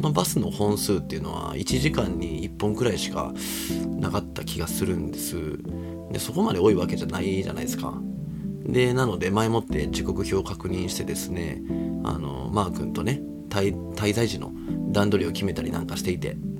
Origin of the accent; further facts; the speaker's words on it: Kobe, Hyogo, Japan; moved away; 地元神戸を経由してですね